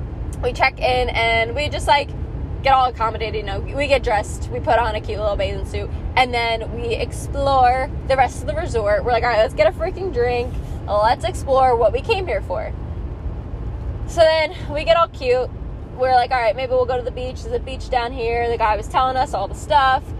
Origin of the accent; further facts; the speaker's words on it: East Coast, United States; we're from the East Coast